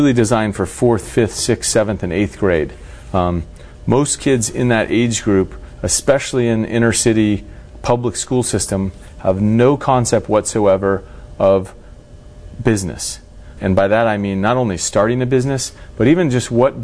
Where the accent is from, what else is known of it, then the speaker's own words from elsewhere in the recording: Turlock, California, United States; also born or lived in Los Angeles; Where I grew up in Central California in a place called Turlock